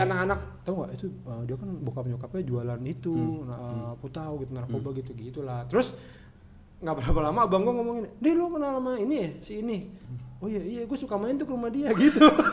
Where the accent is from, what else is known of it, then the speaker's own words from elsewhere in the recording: Jakarta, Indonesia; also born or lived in Bekasi; gua lahirnya di Jakarta